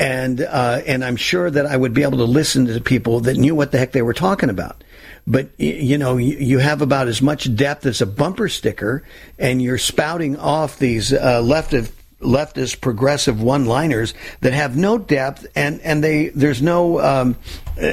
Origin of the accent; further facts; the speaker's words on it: California, United States; I was born and raised in California.